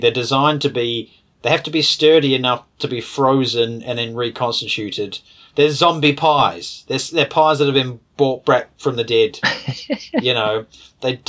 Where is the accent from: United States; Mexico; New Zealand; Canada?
New Zealand; as a born and bred New Zealander